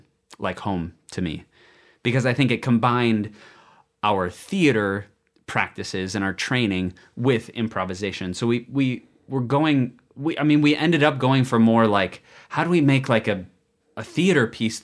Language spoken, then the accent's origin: English; Bloomington, Minnesota, United States; Bloomington, Minnesota.